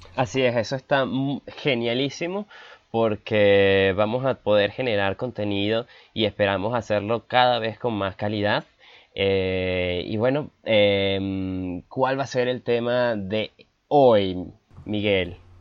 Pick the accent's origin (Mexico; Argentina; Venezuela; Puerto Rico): Venezuela; now in Bogotá, Colombia; nací en Venezuela, pero vivo en Colombia en este momento